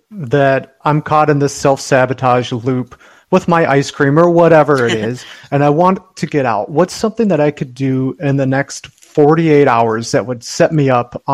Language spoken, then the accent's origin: English; Wisconsin, United States; I grew up in Wisconsin.